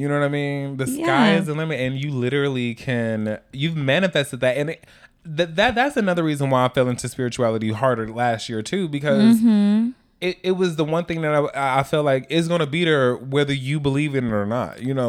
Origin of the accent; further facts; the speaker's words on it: Milwaukee, Wisconsin, United States; now in New York City, United States; I'm from Milwaukee, Wisconsin.